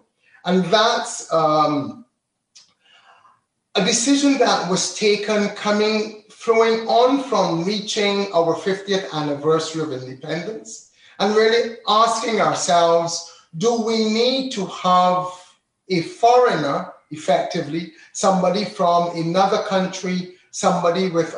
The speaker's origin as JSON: {"language": "English", "country": "Barbados", "tie": "born or raised there", "also_born_or_lived": "London, United Kingdom", "moved": "yes", "lives_now": "Florida, United States", "said": "I'm from Barbados. I was born in London, but I grew up in Barbados and I identify as a Bajan."}